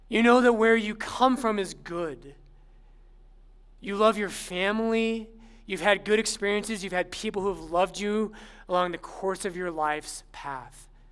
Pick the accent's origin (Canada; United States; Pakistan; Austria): United States; Littleton, Colorado; I'm actually I'm from Littleton, but everyone thought I was from Boulder